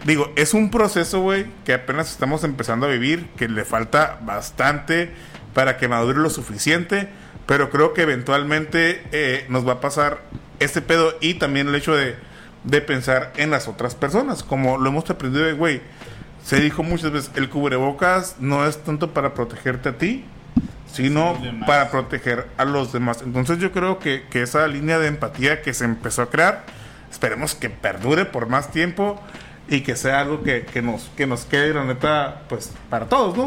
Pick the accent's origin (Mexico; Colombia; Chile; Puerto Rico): Mexico